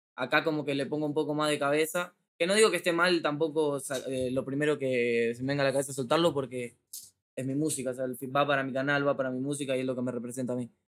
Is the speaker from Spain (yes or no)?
no; Argentina; estoy en México, vengo de Argentina, de mi barrio